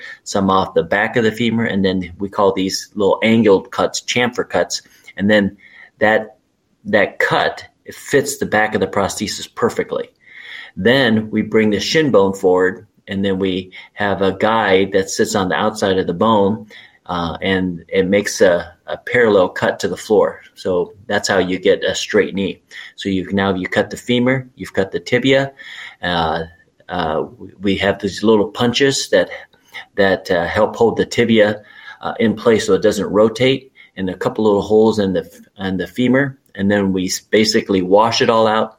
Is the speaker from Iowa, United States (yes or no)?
yes; Urbandale, Iowa, United States; also born or lived in Charlotte, North Carolina; I grew up in Urbandale, Iowa, which is a suburb of Des Moines.